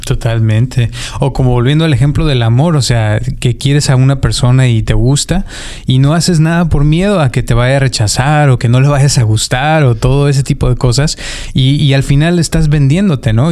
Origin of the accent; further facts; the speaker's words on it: Mexico; soy mexicano